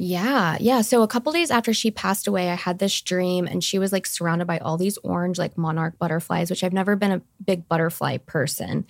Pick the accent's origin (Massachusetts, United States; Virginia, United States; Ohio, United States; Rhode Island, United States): Ohio, United States; Fairfield; moved away as an adult; now in Scottsdale, United States; I grew up in Fairfield, Ohio